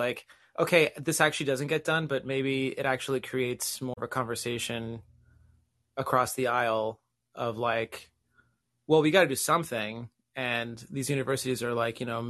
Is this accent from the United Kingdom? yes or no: no; Puerto Rico; now in Massachusetts, United States; I grew up in Puerto Rico